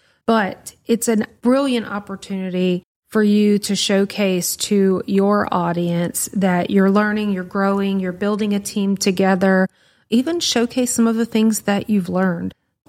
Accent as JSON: {"language": "English", "region": "Louisiana", "country": "United States", "said": "like, we're from Louisiana, y'all. We are not built for that."}